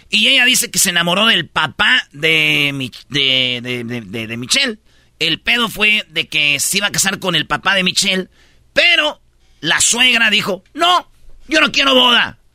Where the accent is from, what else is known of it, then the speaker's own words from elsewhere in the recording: Jiquilpan, Michoacán, Mexico; Una vez la maestra, eh, cuando yo estaba en Jiquilpan, Michoacán, ahí donde yo nací, que ya me están haciendo este, una, estatua ahí, maestro.